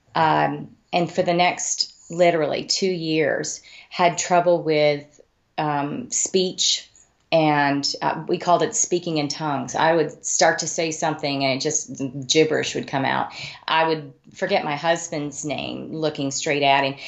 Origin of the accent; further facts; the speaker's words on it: Amarillo, Texas, United States; also born or lived in Wyoming; I grew up in Amarillo, Texas